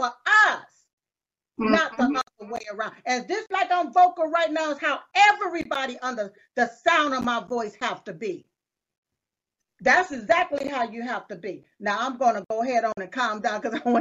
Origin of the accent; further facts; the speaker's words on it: United States; I was born right here in America